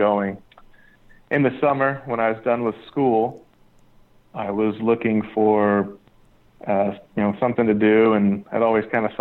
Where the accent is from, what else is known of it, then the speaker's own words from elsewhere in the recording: United States; also born or lived in Las Vegas, Nevada / California; now in Oxnard, United States; I grew up in California and, you know, Las Vegas